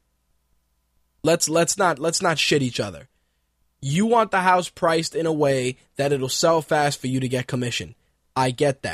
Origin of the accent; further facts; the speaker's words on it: New York City, New York, United States; also born or lived in Queens, New York / Manhattan, New York; I was born in one part of New York, that being the Bronx. I lived in the Bronx till I was about 14